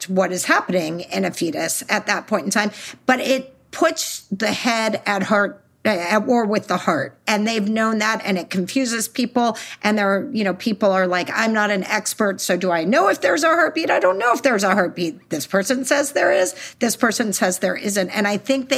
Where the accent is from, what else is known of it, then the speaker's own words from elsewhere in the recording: Texas, United States; I'm from Texas